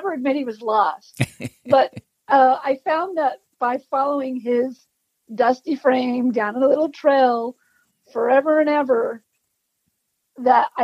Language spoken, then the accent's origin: English; Salt Lake City, Utah, United States; moved away as an adult; now in Idaho, United States; I grew up in Salt Lake City, Utah